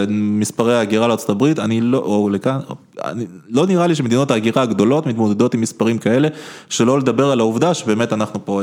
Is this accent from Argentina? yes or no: no; Israel; also born or lived in Ukraine; אני מגדיר את עצמי בראש ובראשונה כישראלי, לגמרי. זאת אומרת, הסיפור הזה של נולדתי באוקראינה הוא ממש distant second